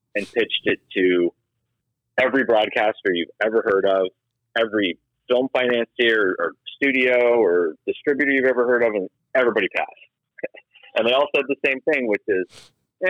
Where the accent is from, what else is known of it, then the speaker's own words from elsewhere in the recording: Oregon, United States; now in California, United States; I grew up in Oregon, in like a pretty rural area